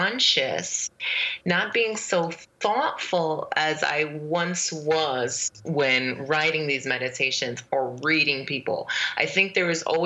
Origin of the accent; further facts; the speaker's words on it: Brooklyn, New York, United States; moved away as an adult; also born or lived in Fortuna, California / Egypt; now in New Orleans, United States; I grew up, I was raised in Brooklyn, New York, because we moved there.